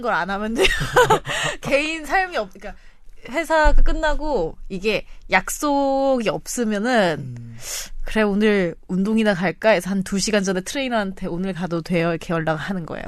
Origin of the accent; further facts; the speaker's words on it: TK, Daegu / North Gyeongsang, South Korea; 제가 저기서 네. 태어나고 싶어서 태어난 게 아니고